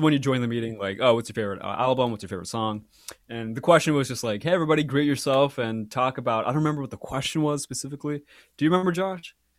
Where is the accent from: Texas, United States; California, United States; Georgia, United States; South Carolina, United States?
California, United States; Walnut Creek; also born or lived in Mangalore, India; I grew up in Walnut Creek. I was actually born in Mangalore, which is in South India, and I lived there for about, I believe, my parents tell me seven and a half months.